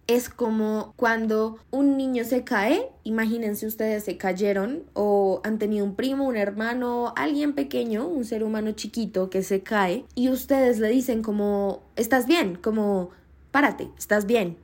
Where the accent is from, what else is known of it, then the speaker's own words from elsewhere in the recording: Colombia; Yo soy de Colombia